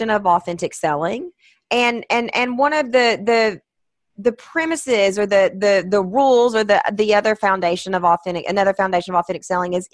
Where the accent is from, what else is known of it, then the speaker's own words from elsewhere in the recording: the South, United States; I'm from the South